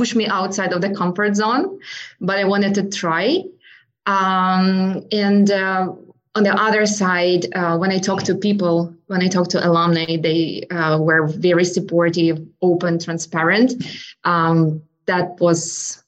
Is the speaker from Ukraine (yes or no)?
yes; Ukraine; moved away as an adult; also born or lived in United States; now in Charlottesville, United States; So I'm originally from Ukraine. I was born and raised in Ukraine.